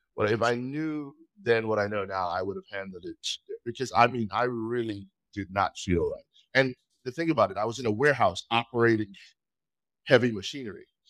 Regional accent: Trinidad & Tobago; moved away as an adult; now in United States; I was born in Trinidad and Tobago

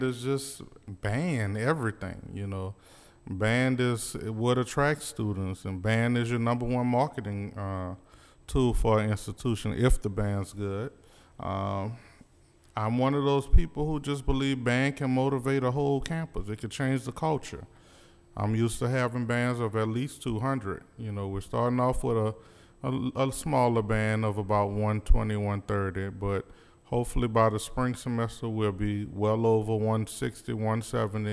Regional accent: New Orleans, Louisiana, United States; now in Little Rock, United States; I'm from New Orleans, Louisiana.

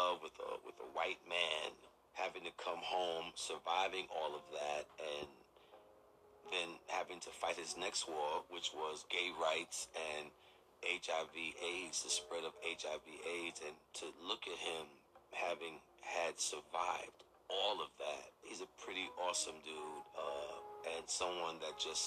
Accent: New York City, New York, United States; Born and bred in New York City in Brooklyn

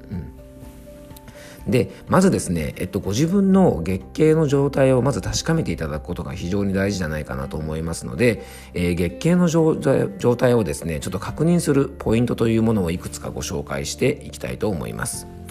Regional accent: Yamanashi, Japan; 僕の地元の山梨県

